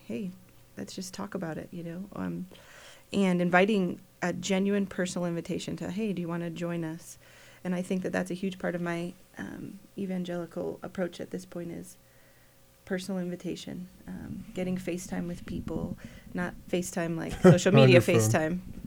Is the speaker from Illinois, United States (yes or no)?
yes; Chicago, Illinois, United States; moved away as an adult; also born or lived in Kansas; I grew up in Chicago, so coming to Kansas was a big eye-opener